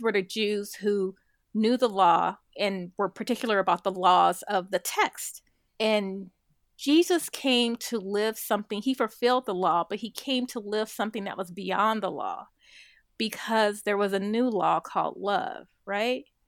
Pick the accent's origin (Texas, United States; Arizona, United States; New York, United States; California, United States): California, United States; Compton; growing up in Compton, you know, very adverse kind of economic circumstances